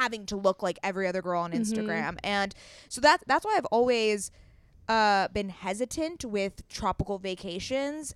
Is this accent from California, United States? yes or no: yes; Southern California, United States; we are from Southern California